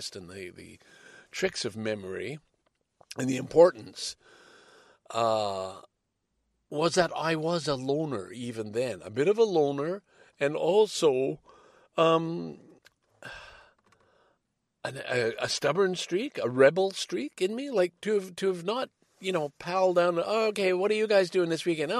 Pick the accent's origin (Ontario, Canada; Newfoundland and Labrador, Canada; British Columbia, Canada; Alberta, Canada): Ontario, Canada; Toronto; signing off from this little community center right here in my hometown, Scarborough, Ontario